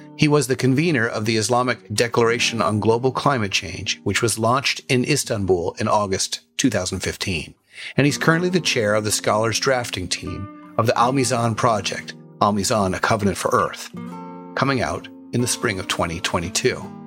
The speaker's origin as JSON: {"language": "English", "region": "New Mexico", "country": "United States", "tie": "born or raised there", "moved": "yes", "lives_now": "Seattle, United States", "said": "I drove from my hometown in New Mexico back to Seattle, Washington, where I live"}